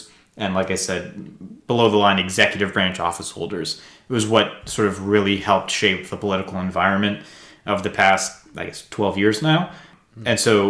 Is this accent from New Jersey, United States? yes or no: yes; New Jersey, United States; I'm from New Jersey. It's been illegal my whole life, you know.